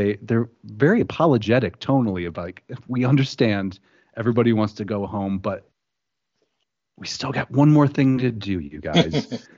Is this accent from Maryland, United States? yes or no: no; Livingston County, Michigan, United States; also born or lived in Southfield, Michigan; We grew up in Livingston County.